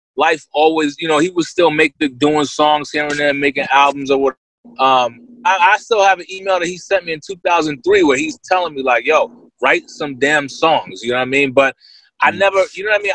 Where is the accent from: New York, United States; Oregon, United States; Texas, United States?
New York, United States; Yonkers; now in California, United States; I'm from Yonkers, New York. Born in New York City, raised in Yonkers.